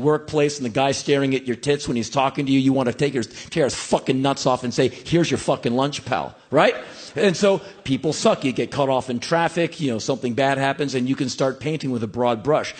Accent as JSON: {"language": "English", "town": "Washington", "region": "District of Columbia", "country": "United States", "tie": "born or raised there", "moved": "as an adult", "said": "I grew up in Washington, D.C., seeing a few things in the streets of my hometown"}